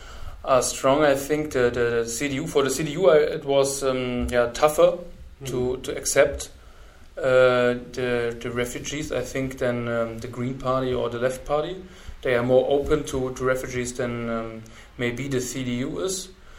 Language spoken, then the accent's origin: English; Ilmenau, Thuringia, Germany; Yeah, we have some network in my hometown in Ilmenau